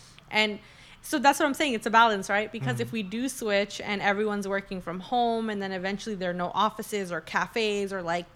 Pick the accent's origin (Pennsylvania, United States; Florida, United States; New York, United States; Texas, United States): New York, United States; New York City; we're from New York City